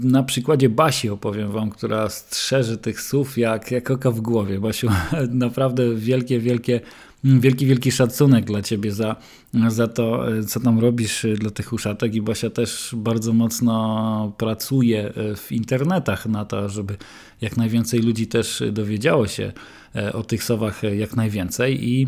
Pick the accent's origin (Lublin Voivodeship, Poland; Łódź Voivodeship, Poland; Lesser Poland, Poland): Łódź Voivodeship, Poland; Głowno; Ja się wychowałem na ulicy Kopernika no, do zeszłego roku, tam mieszkałem do grudnia i też chodziłem do szkoły na ulicy Kopernika Mikołaja Kopernika do mojej ukochanej dwójki